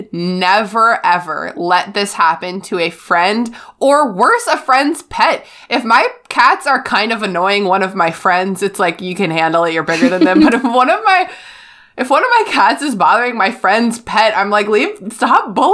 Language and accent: English; Canada; I'm Canadian.